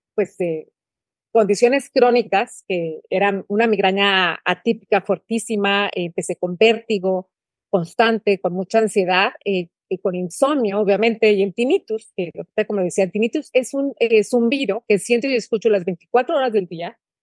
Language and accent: Spanish; San Luis Potosí, Mexico; moved away as an adult; also born or lived in Monterrey, Mexico; now in Guatemala; soy potosina